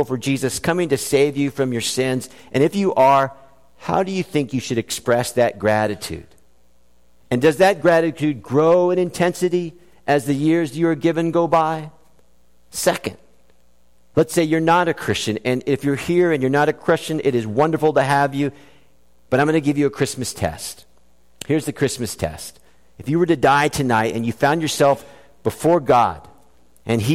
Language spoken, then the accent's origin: English; South Florida, United States; when I was a child growing up in South Florida